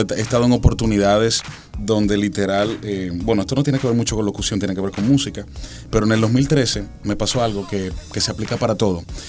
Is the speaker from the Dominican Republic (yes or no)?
yes; Dominican Republic; soy el único dominicano